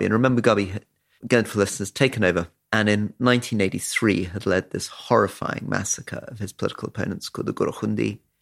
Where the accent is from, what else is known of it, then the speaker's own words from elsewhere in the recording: London, United Kingdom; when I was growing up in London